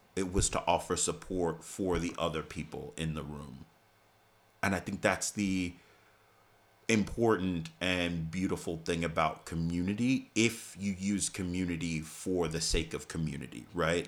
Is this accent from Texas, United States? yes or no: no; New York City, New York, United States; I grew up in Staten Island